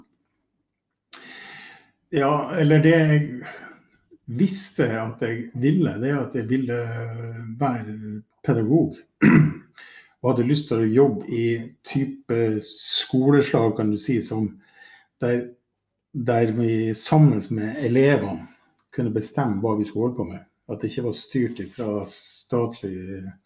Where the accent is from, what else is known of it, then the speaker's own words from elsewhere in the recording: Mo i Rana, Nordland, Norway; jeg jo født og oppvokst i Mo i Rana